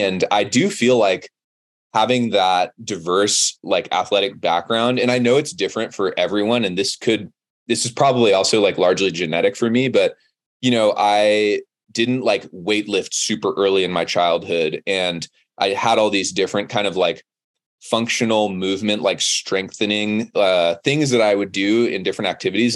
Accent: Monterey, California, United States; moved away as an adult; now in Boulder, United States; I grew up in Monterey, California, which is Central Coast

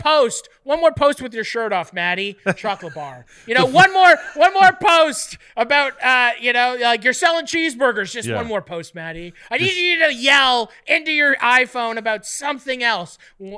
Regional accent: Canada; Being Canadian is the greatest. Being Canadian, if I wasn't Canadian, none of this would work because no one would believe me.

